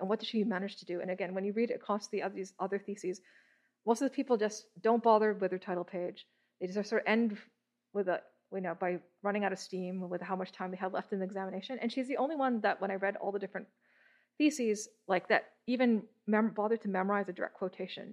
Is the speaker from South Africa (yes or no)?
no; Toronto, Ontario, Canada; I was born in Toronto.